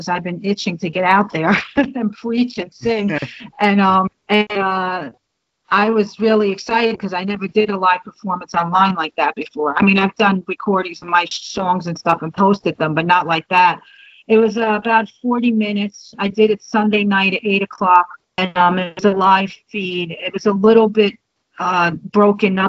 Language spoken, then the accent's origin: English; Jersey City, New Jersey, United States; moved away as an adult; I was born and raised Catholic in New Jersey, in Jersey City